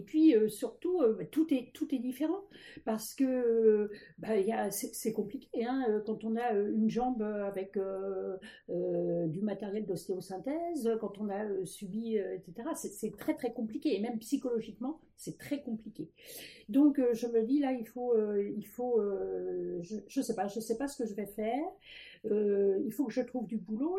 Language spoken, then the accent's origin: French; Paris, Île-de-France, France; je suis née à Paris. j'ai toujours vécu à Paris